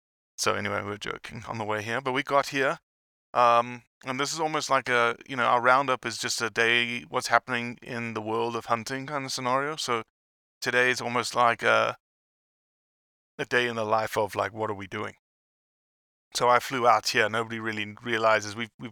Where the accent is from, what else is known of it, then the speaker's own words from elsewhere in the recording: Australia; I've never heard that phrase in my life as an Australian.